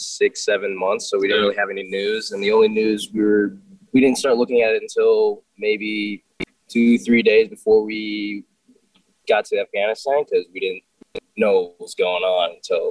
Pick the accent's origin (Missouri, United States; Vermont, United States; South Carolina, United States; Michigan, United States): Michigan, United States; Troy; I am from Michigan.